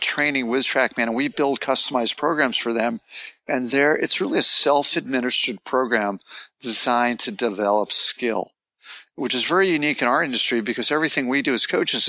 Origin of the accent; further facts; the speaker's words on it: Los Angeles, California, United States; moved away as an adult; now in Southlake, United States; I'm from Los Angeles originally